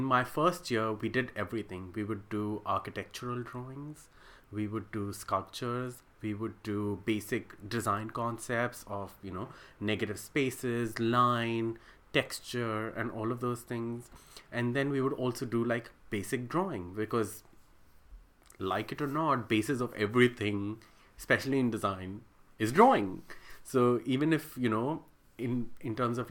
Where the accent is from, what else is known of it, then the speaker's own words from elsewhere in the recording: Pakistan; moved away as an adult; now in Sydney, Australia; I am originally from Pakistan